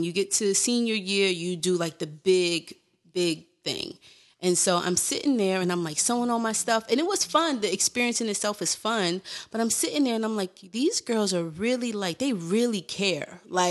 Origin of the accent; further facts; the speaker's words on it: New York City, New York, United States; also born or lived in Bed-Stuy, Brooklyn; I was a Bed-Stuy transplant. I was from Crown Heights, and then my grandparents were in Bed-Stuy